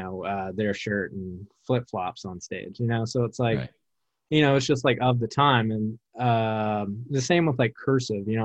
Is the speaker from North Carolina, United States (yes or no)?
yes; Wilmington, North Carolina, United States; in my hometown in Wilmington, North Carolina, you just went to metalcore shows